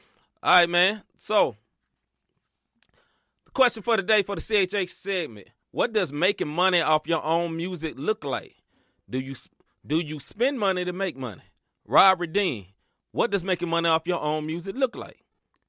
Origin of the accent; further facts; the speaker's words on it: the South, United States; I grew up in the South, man.